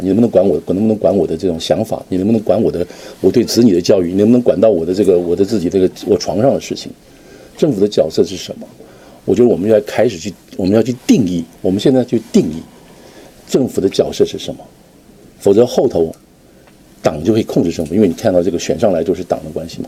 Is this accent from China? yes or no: no; Taiwan; 我从台湾过来